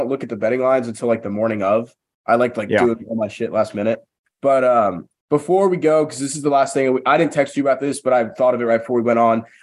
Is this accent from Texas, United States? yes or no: yes; Dallas, Texas, United States; So I was born or not born in Dallas. I grew up in Dallas